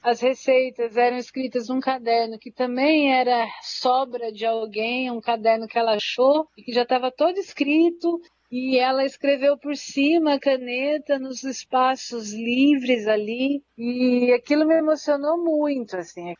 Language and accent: Portuguese; Santana, São Paulo, Brazil; Santana, que é o bairro onde eu nasci, cresci e me criei